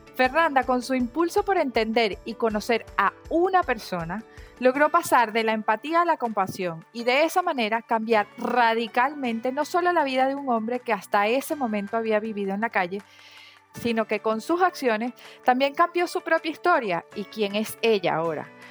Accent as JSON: {"language": "Spanish", "country": "Venezuela", "said": "yo soy de Venezuela"}